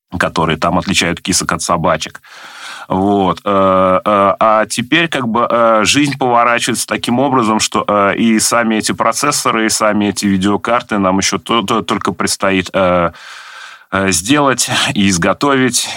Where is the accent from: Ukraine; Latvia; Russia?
Russia; Nizhny Novgorod, Nizhny Novgorod Oblast; Я родился в Нижнем Новгороде, тогда еще в Горьком, в 1976 году, вырос в Заводском районе